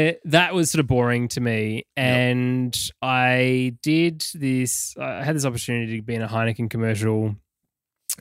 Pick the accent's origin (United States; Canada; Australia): Australia; also born or lived in Sydney, Australia / Perth, Australia; I grew up in Sydney and Perth.